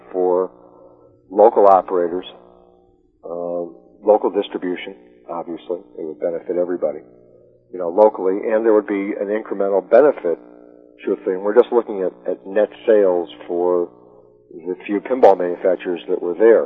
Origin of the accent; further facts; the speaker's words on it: Chicago, Illinois, United States; moved away as an adult; also born or lived in Madison, Wisconsin; I grew up in Chicago but went to school in Madison